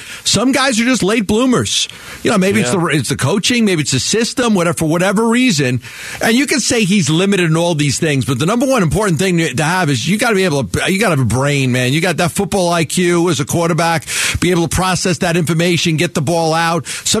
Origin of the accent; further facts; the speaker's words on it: New York, United States; moved away as an adult; now in Arizona, United States; I spent the first 30 years of my life growing up in New York.